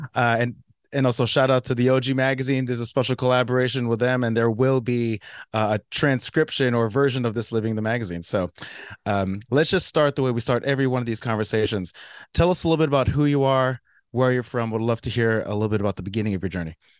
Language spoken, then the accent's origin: English; South Orange, New Jersey, United States; now in Brooklyn, United States; South Orange. I was actually born